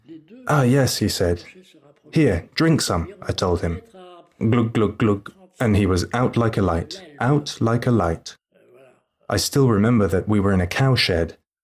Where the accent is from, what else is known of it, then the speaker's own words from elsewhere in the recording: Grand Est, France; I'm French, I'm from the Moselle. My parents live in Zarbourg and I have no money.